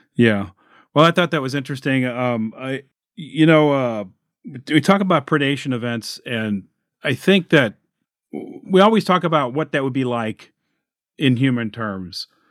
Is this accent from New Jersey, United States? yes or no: no; Illinois, United States; here in my home state of Illinois